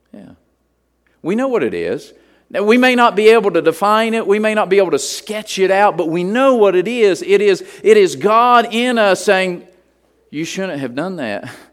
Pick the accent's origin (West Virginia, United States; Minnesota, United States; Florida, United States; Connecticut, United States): West Virginia, United States; moved away; We were just Holy Ghost people where I grew up in West Virginia